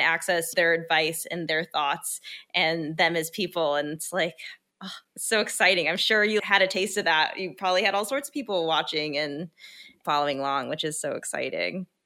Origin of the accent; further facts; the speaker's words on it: Midwest, United States; we're both from the Midwest